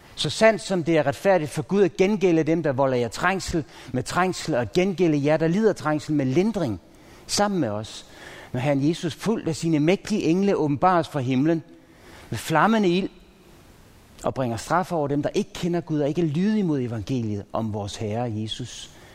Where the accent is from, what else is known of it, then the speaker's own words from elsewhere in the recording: Pandrup, North Denmark Region, Denmark; jeg er vokset op i Pandrup